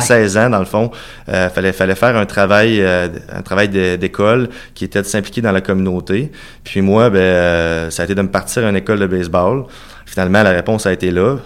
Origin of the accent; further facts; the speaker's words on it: Cap-Saint-Ignace, Quebec, Canada; also born or lived in Saint-Jean-Chrysostome, Lévis; je suis né à Cap-Saint-Ignace, tout près de Montmagny